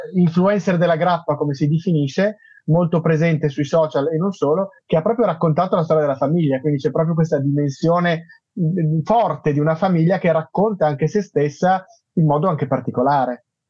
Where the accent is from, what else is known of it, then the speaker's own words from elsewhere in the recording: Milan, Lombardy, Italy; lo dico da milanese